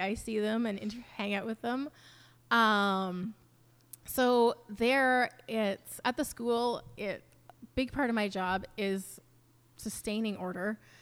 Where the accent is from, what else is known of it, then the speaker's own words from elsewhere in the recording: New Westminster, British Columbia, Canada; moved away as an adult; also born or lived in Vancouver; now in Mission, Canada; I grew up in New Westminster and a little bit in Vancouver.